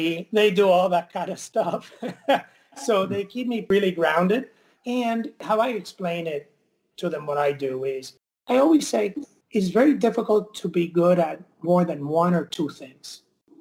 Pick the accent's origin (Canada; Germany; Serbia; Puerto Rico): Puerto Rico; Mayagüez; moved away; I grew up in Mayagüez